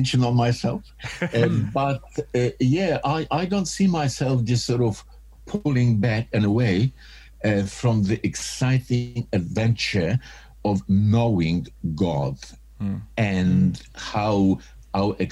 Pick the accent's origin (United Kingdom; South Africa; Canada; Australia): Australia; also born or lived in Poland / Europe; originally I was born in Poland. Then my parents migrated to Australia. That was our sort of a journey to settle into new culture. So basically most of my early years, I was raised up in Australia.